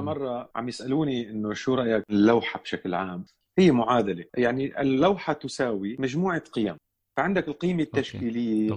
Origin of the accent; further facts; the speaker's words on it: Damascus, Damascus Governorate, Syria; انا من دمشق اولا سوري أه ولدت بدمشق بحي بابتوما